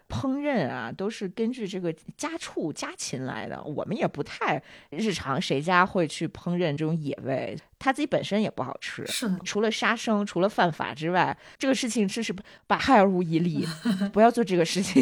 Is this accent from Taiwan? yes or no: no; Northeast China, China; now in Dali, China; 我老家东北的嘛，就是东北林子啊什么的比较多